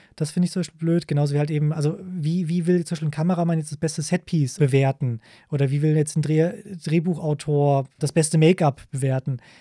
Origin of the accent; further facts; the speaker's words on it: Germany; bei uns in Deutschland